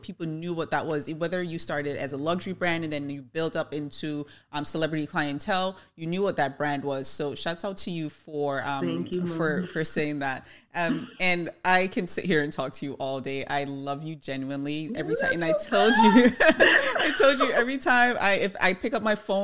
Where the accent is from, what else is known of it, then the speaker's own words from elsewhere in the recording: Jamaica; I'm Jamaican